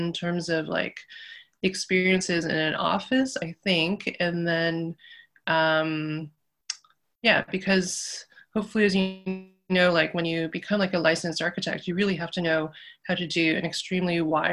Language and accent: English; Toronto, Ontario, Canada; I grew up in North York, of Taiwanese Canadian descent